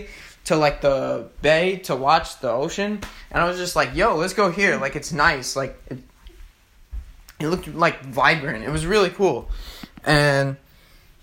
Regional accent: Hicksville, New York, United States; I'm here in Long Island, New York. I'm from Hicksville

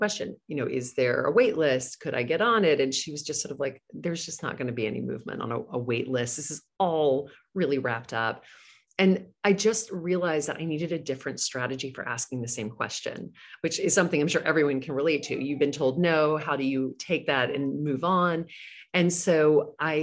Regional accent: Louisiana, United States; moved away as an adult; now in New York City, United States; I grew up in Louisiana

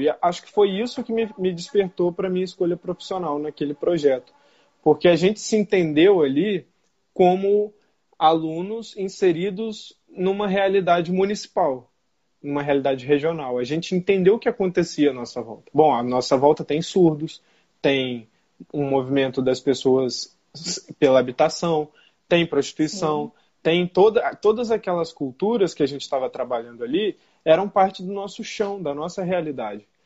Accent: Brazil; also born or lived in Niterói; num país tão desigual quanto o nosso

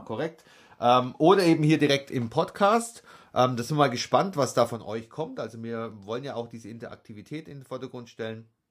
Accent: Nördlingen, Bavaria, Germany; Dann sage ich immer Nördlingen

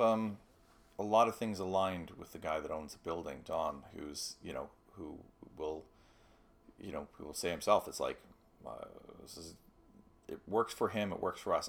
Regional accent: Toronto, Ontario, Canada; I grew up in North Toronto

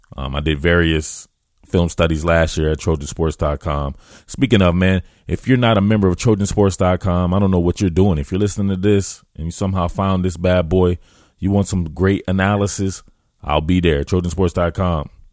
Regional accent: the South, United States; moved away; I know I'm out here in Pac twelve land as a Southerner, one of them Southerners.

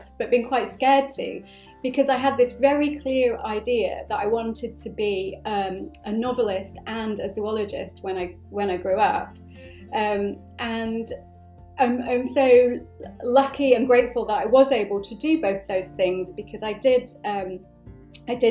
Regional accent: United Kingdom; I'm half Irish and I'm half Bangladeshi, and I've spent time in, I'm British as well

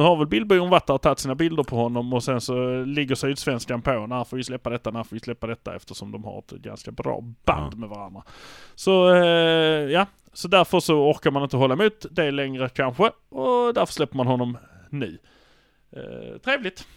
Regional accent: Malmö, Skåne, Sweden; Vi är från Malmö

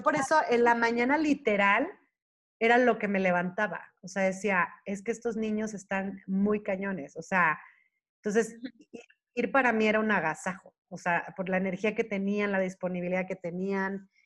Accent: Mexico; moved away as an adult; also born or lived in Toronto; yo soy mexicana

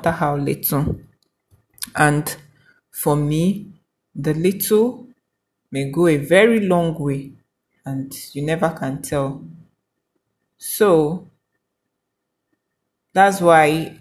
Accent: Nigeria; We are all Nigerian.

